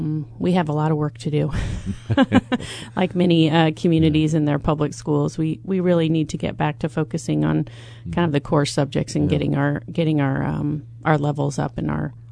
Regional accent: Decatur, United States; Yes, I'm from Decatur.

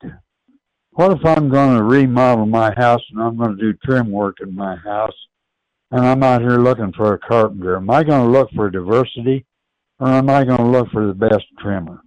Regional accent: Urbana, Illinois, United States; I'm from Urbana, but Champaign-Urbana, as I've said before, is one town.

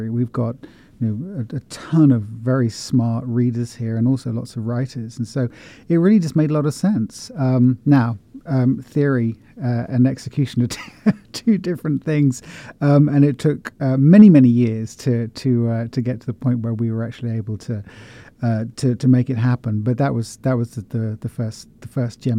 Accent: West Country, near Stonehenge, South West England, United Kingdom; moved away as an adult; also born or lived in Oxford / London / Paris; now in Columbia, Missouri, United States; So I'm originally from uh, from the UK. Uh, I grew up in the West Country, uh, about 70 miles west of London, near Stonehenge.

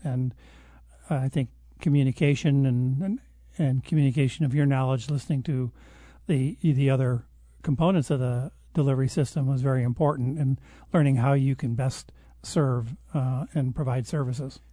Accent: Detroit, Michigan, United States; moved away; Outside of Detroit in a suburb, uh, just outside of the Detroit city limit

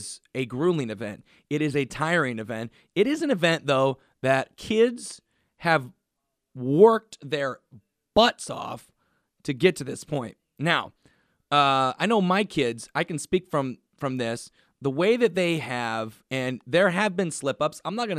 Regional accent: Massachusetts, United States; accent: Boston; because everybody knew my penchant for loving banana bread and my Boston accent.

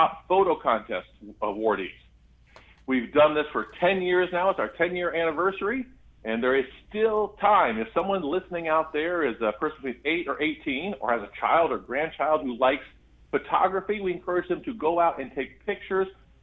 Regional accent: Gifford, Illinois, United States; Gifford, Illinois, my hometown

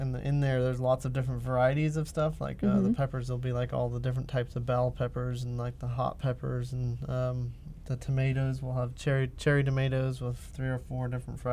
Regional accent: Villa Grove, Illinois, United States; I'm from Villa Grove.

